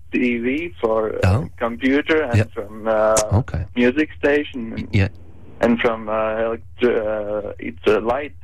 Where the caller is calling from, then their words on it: Latvia; English is a second language; calling from internationally from Latvia, that country